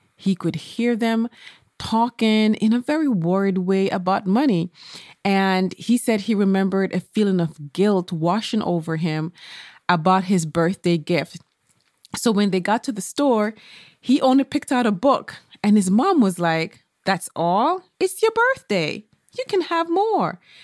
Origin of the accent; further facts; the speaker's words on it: Jamaica; I remember when I was a child growing up in Jamaica